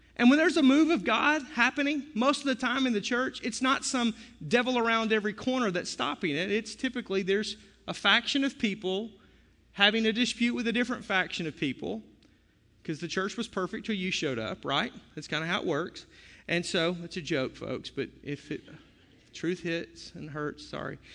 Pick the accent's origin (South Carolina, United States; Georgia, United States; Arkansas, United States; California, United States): Arkansas, United States; I'm from Arkansas